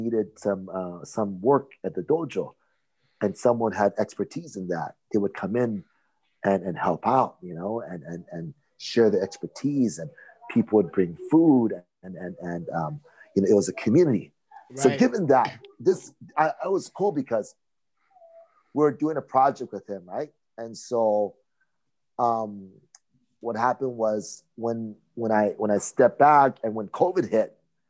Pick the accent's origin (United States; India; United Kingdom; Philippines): United States; Hawaii; I'm from Hawaii